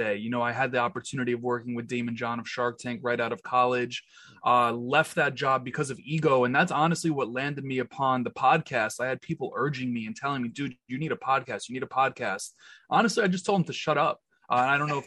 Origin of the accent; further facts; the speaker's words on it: New York City, New York, United States; I am just a kid born and raised in Queens, New York.